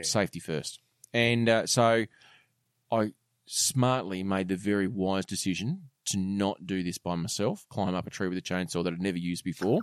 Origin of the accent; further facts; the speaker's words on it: Australia; I was very proud as an Australian